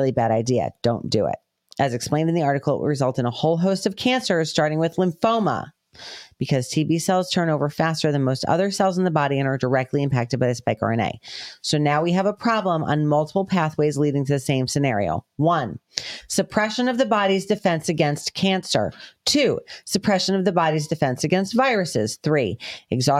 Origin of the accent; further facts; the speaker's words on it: New York, United States; accent: New York; also born or lived in Connecticut; now in Georgia, United States; My New York accent's coming out all of a sudden